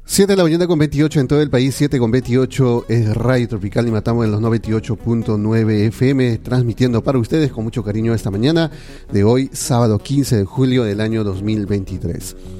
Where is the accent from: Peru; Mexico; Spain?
Peru; todos tenemos los mismos derechos y deberes como ciudadanos peruanos